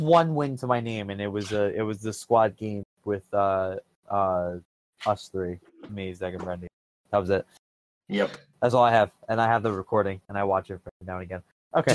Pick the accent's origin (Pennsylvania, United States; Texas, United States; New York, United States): Pennsylvania, United States; Philadelphia; I'm from the Philadelphia area